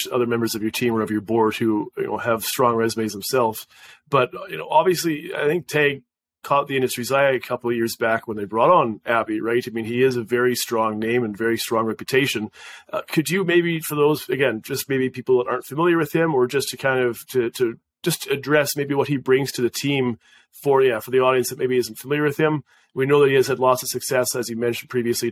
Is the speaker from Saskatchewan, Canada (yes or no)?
yes; Saskatchewan, Canada; I'm from Saskatchewan